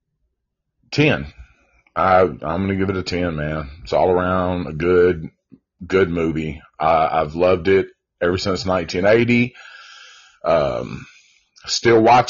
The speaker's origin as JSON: {"language": "English", "town": "Antioch", "country": "United States", "tie": "born or raised there", "said": "we grew up in Antioch"}